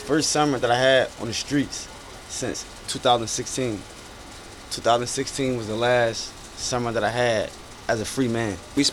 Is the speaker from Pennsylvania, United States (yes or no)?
yes; Philadelphia, Pennsylvania, United States; I'm from Germantown, TBK.